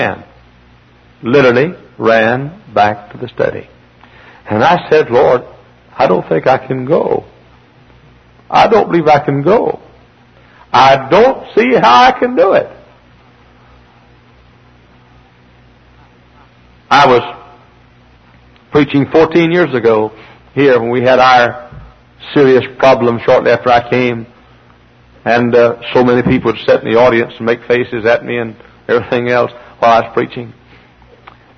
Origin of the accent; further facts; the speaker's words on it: near Dallas and Fort Worth, Texas, United States; moved away as an adult; I'm a Texan. I was born and reared in the Holy Land, close to Dallas and Fort Worth